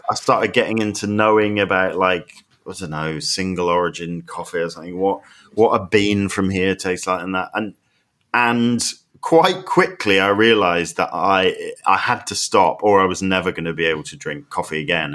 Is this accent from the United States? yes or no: no; United Kingdom; I'm so British